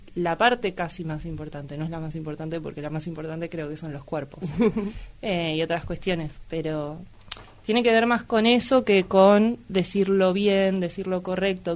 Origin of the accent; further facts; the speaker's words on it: Luján, Buenos Aires Province, Argentina; Soy nacida y criada en Luján